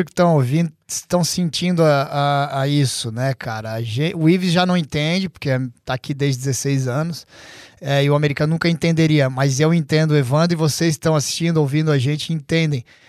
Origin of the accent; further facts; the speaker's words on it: Santa Catarina, Brazil; now in United States; lá de Santa Catarina, onde todos nós somos de Santa Catarina